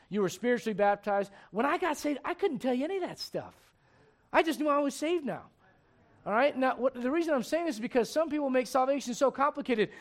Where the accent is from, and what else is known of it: Puerto Rico; moved away